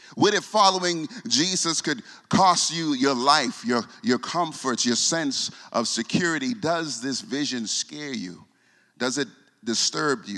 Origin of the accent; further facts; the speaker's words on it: Bahamas; I'm from the Bahamas